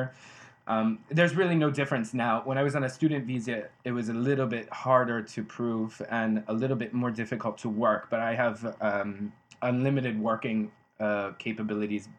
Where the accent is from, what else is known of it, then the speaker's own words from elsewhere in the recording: United States; moved away as an adult; now in Ghent, Belgium; I'm an American